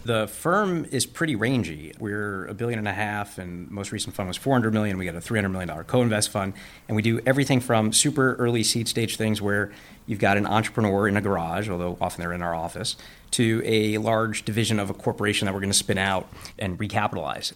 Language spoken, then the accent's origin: English; New York City, New York, United States; I grew up in Coney Island, Brooklyn